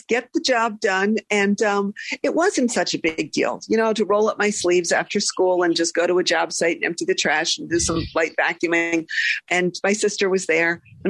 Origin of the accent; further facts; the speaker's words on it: Philadelphia, Pennsylvania, United States; I'm from Philadelphia, and I'm the oldest of two girls.